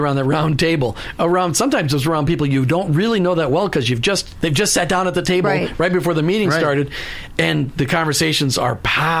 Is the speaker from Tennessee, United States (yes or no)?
no; Minnesota, United States; now in Florida, United States; because I'm from Minnesota.